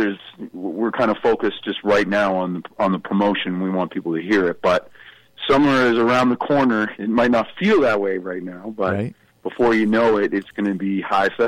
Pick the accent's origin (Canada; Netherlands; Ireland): Canada; being Canadian